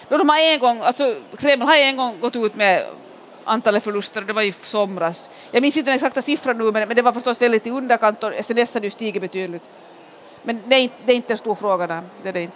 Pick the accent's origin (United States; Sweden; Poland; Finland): Finland; Pargas, Southwest Finland; moved away; i Pargas i sydvästra Finland där, där jag är född och där jag alltid är på somrarna